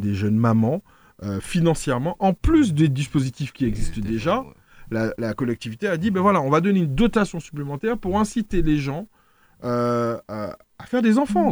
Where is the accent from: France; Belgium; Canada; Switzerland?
France; moved away as an adult; now in Martinique; je suis né en France. Donc j'ai appris à parler créole très tard